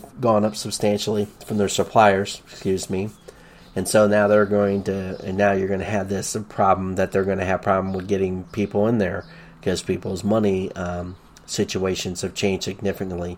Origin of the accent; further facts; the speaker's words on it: the South, United States; Growing up in the South in the late 1970s